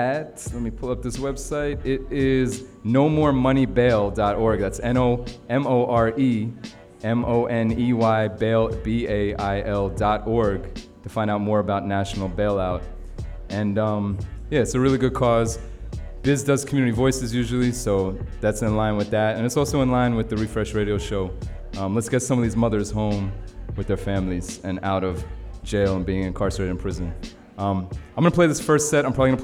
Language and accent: English; New York City, New York, United States; It's my hometown in Brooklyn